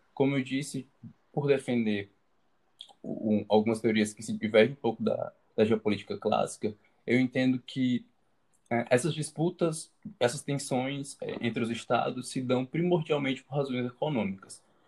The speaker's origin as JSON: {"language": "Portuguese", "town": "Fortaleza", "region": "Ceará", "country": "Brazil", "said": "eu sou daqui de Fortaleza"}